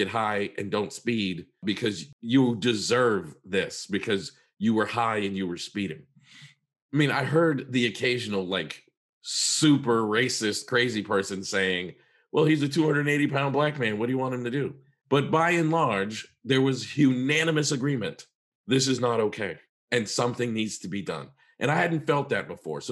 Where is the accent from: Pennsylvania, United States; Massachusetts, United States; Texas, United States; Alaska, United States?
Massachusetts, United States; I was, you know, in my teens, growing up in Massachusetts